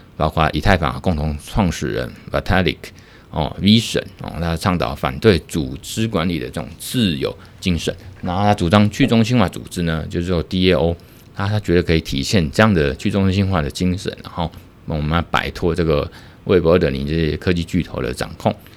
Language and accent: Chinese; Taiwan; 我们台湾这边